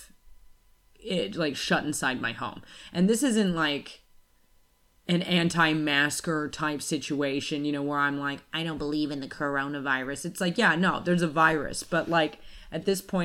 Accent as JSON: {"language": "English", "country": "United States", "also_born_or_lived": "Australia", "moved": "as an adult", "said": "I'm American"}